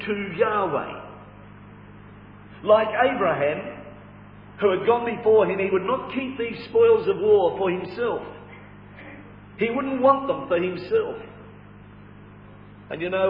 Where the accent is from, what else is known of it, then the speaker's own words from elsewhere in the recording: Australia; we are Australian citizens by birth